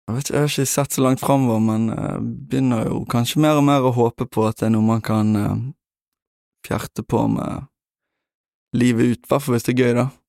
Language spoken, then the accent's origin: Norwegian; Bergen, Vestland, Norway; Jeg er fra Bønes